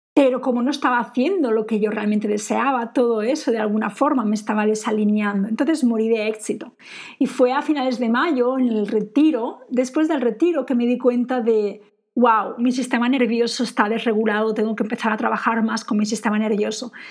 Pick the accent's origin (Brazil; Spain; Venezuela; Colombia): Spain; moved away; also born or lived in England; yo me siento española